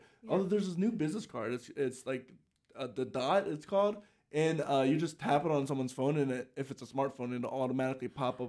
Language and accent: English; Salisbury, Maryland, United States; I'm from Salisbury, Maryland